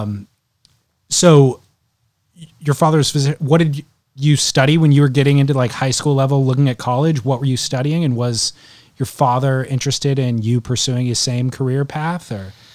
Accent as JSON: {"language": "English", "region": "Southern California", "country": "United States", "tie": "born or raised there", "said": "I grew up in Southern California, a little bit of, thirty minutes away from the beach"}